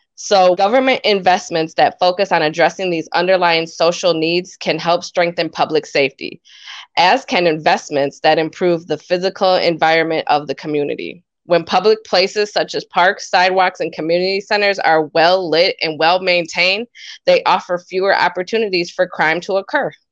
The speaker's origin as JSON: {"language": "English", "town": "Montello", "region": "Wisconsin", "country": "United States", "tie": "born or raised there", "said": "I was actually born and raised in Montello, Wisconsin, which is a small town one hour north of Madison"}